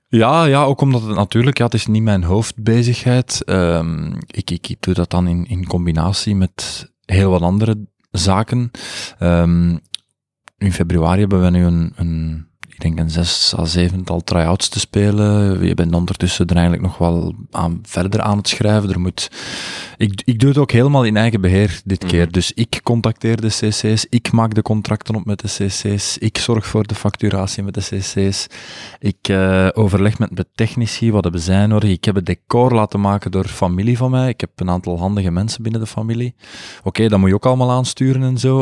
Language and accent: Dutch; Buggenhout, Londerzeel, Flanders, Belgium; accent: plat Brainonks / Londerzeels dialect; Ik kwam, ik kwam van Brainonk en ik sprak plat Brainonks. Ik sprak echt plat Brainonks eh, dialect